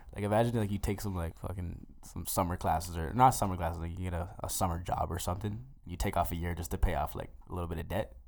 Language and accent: English; Mississauga, Ontario, Canada; now in Edmonton, Canada; I'm from Saga, born and raised, proud as shit